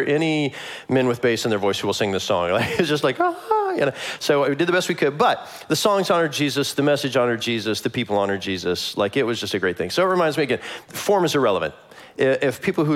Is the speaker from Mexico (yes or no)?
no; Kansas City, Missouri, United States; moved away; I'm from Kansas City